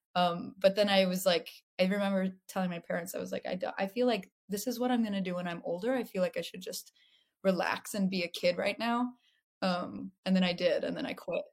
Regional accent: Los Angeles, California, United States; I have my whole my own relationship to LA than uh, since I grew up here

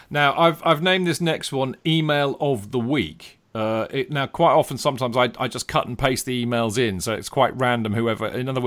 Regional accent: Sydney, New South Wales, Australia; also born or lived in England; I'm from England, I grew up in Sydney, Australia.

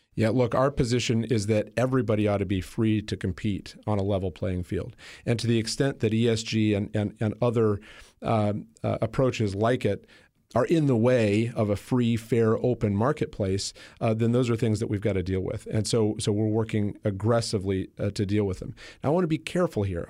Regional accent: Iowa, United States; also born or lived in Washington, D.C.; Iowa, my home state

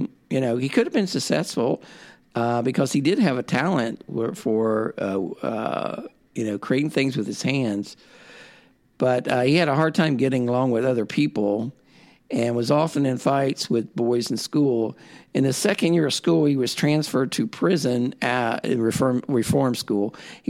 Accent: Ohio, United States; I've done some research on the Lucasville riot because it's near my hometown.

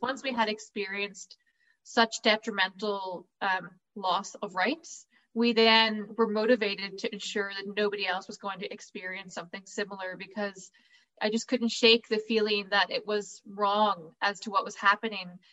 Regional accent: County Derry, Northern Ireland, United Kingdom; I come from County Derry originally

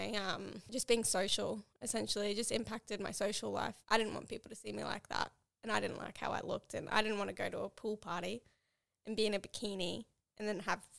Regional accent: Townsville, Queensland, Australia; moved away; I went back to Townsville, my hometown

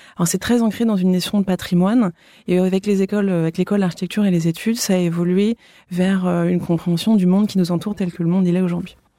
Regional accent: France; moved away as an adult; also born or lived in London; revenir en France, là où j'ai grandi

